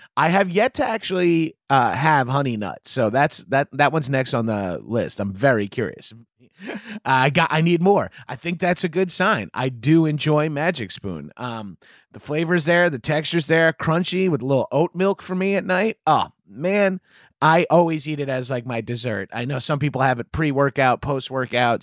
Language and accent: English; Long Island, New York, United States; become a Jones Beach lifeguard, the beach where I hung out growing up